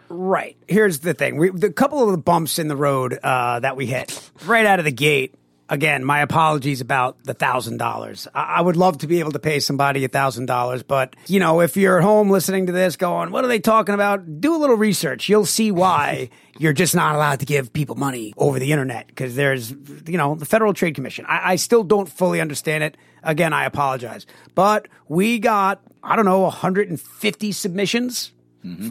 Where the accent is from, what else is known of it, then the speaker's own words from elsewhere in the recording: Long Island, New York, United States; we're from Long Island. The Long Island accent is awful